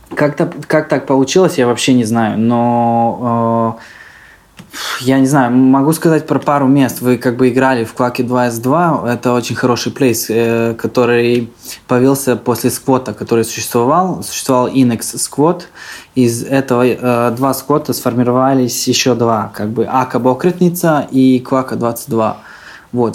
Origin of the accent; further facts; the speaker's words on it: Serbia; also born or lived in Saint Petersburg, Russia / Yaroslavl, Russia; now in Belgrade, Serbia; родился я в России, родители работали в России. Я родился в Питере, был маленьким, там, а, короче, три года мы, а, по-моему, прожили в Питере. После этого мы возвращаемся обратно в Сербию